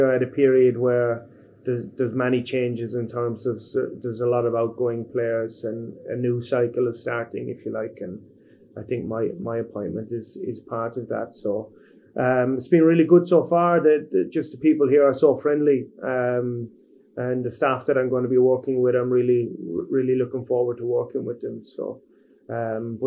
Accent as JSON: {"language": "English", "country": "Ireland", "also_born_or_lived": "Cambodia", "moved": "as an adult", "lives_now": "Hyderabad, India", "said": "as an Irishman"}